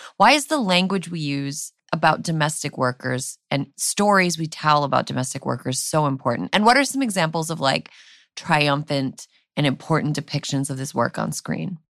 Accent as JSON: {"language": "English", "region": "Wisconsin", "country": "United States", "tie": "born or raised there", "said": "when I grew up in Wisconsin"}